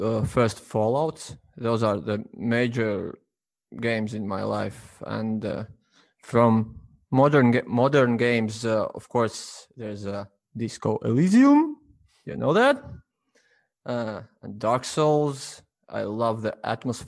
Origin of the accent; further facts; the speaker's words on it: Latvia; I'm from Latvia